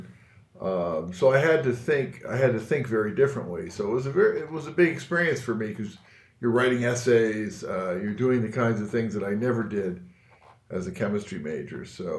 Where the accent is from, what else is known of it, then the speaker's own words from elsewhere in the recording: United States; here I grew up in the States